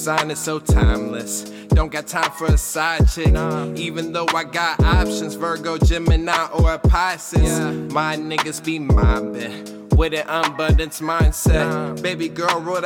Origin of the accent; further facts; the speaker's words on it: New York City, New York, United States; I'm from the Bronx, New York